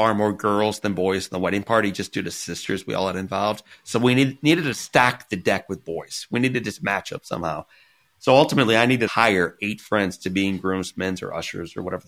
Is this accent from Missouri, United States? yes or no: yes; Missouri, United States; I grew up in Missouri